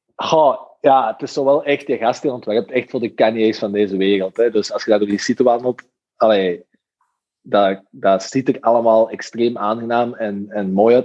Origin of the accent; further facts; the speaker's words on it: Belgium; als Belg